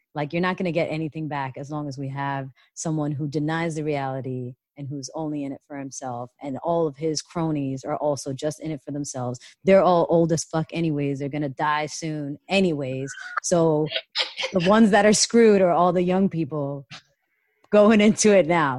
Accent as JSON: {"language": "English", "country": "Canada", "moved": "yes", "lives_now": "United States", "said": "coming from Canada, and I'm Canadian as well"}